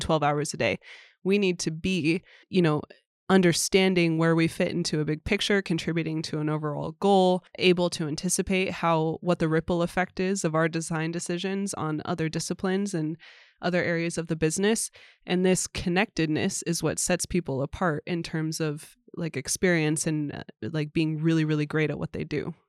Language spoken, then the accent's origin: English; United States; moved away as an adult; now in Sweden